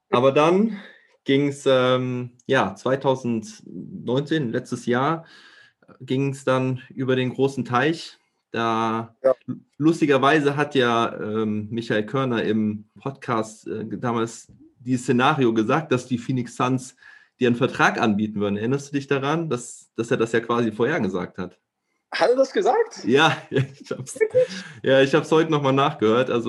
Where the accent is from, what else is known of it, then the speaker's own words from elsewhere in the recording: Germany; Äh, freut äh, uns natürlich als Deutsche natürlich auch sehr.